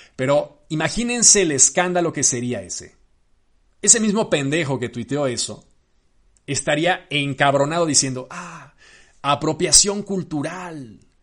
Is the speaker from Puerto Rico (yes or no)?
no; Mexico; yo como cineasta mexicano